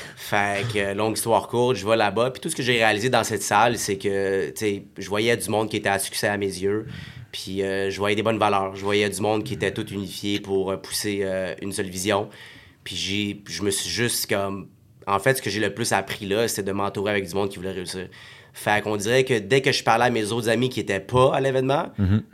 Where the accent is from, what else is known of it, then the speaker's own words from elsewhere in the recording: Montreal, Quebec, Canada; also born or lived in Saint-Hubert, Quebec / Morocco (family origin); on a déménagé de Montréal, parce qu'on a été de HLM à HLM à HLM, au moins trois, je pense, puis quand on a eu assez d'argent, mais ben, quand ils ont eu assez d'argent pour tout simplement euh, déménager à la rive de Montréal, à Saint-Hubert